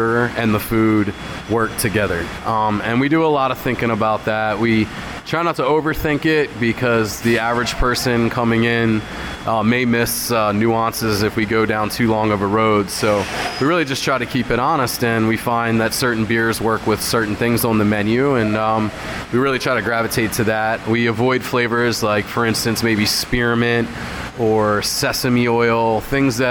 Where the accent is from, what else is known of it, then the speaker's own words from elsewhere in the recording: Hershey, Pennsylvania, United States; I grew up in the Hershey area